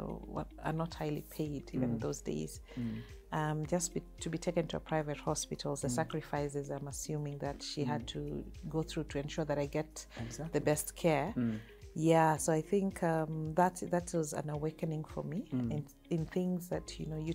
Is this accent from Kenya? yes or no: yes; Kitale, Trans-Nzoia County, Kenya; also born or lived in Mombasa / Bunyore; I was raised in Kitale, so I'm a rural girl.